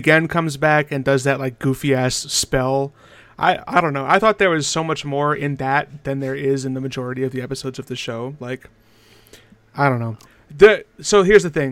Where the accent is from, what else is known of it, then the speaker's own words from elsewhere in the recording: United States; I am from America